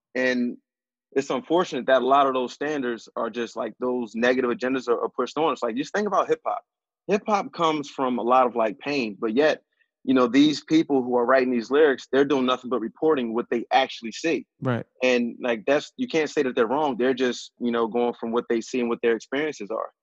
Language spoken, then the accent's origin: English; Philadelphia, Pennsylvania, United States; growing up in West, it's it's all black